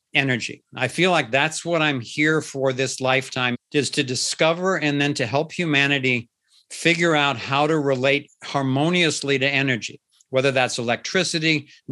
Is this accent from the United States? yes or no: yes; Cincinnati, Ohio, United States; I was born and raised in Cincinnati, Ohio. So I have a kind of a solid Midwestern background